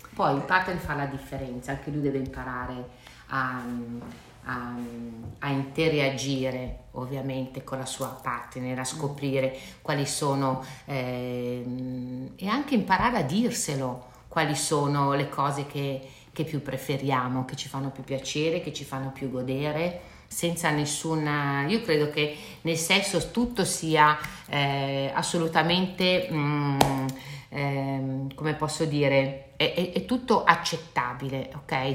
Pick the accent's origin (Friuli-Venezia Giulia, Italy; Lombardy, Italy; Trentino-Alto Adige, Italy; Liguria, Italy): Lombardy, Italy; Milan; io sono di Milano, visito a Milano